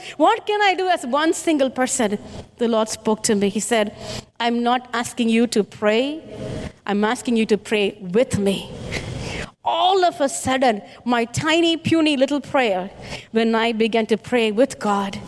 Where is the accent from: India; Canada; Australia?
India; I'm an Indian